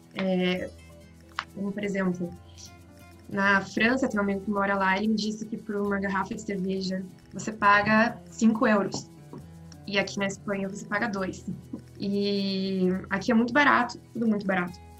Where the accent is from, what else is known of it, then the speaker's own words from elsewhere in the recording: Brazil; moved away as an adult; now in Spain; como brasileiros e falando português